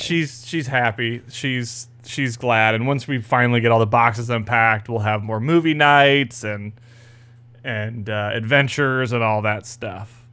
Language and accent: English; Florida, United States; It's good to be back in Florida.